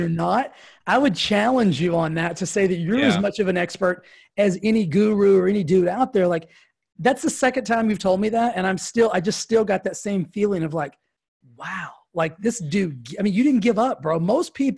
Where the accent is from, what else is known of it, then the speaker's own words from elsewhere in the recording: Texas, United States; now in California, United States; I'm from Texas